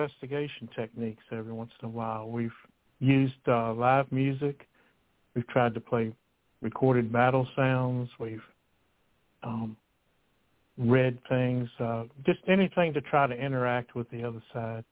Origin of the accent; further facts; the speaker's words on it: Lynchburg, Virginia, United States; growing up in Lynchburg